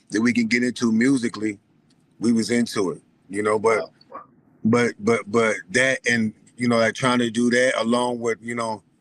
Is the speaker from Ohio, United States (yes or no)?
yes; Cleveland, Ohio, United States; we grew up in Cleveland